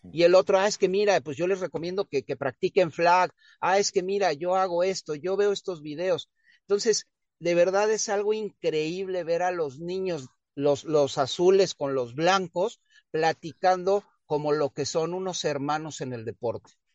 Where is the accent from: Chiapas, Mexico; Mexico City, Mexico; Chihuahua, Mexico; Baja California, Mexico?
Mexico City, Mexico; moved away; yo nací en el extinto Distrito Federal, hoy Ciudad de México